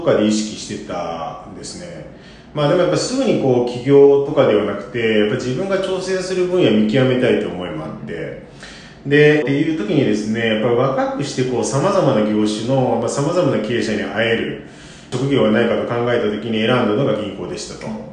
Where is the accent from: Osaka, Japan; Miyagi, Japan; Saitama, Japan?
Osaka, Japan; 1975年大阪生まれ